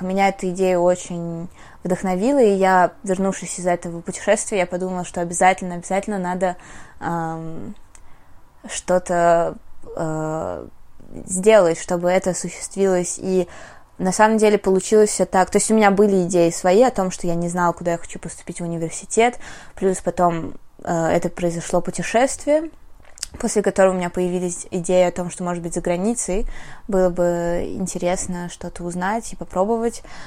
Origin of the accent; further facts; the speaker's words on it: Russia; first language Russian; moved away; also born or lived in Armenia / United States; в нашем российском, мне кажется, мышлении